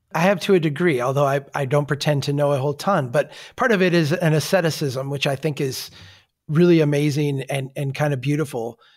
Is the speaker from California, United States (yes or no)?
no; Brainerd, Minnesota, United States; my hometown of Brainerd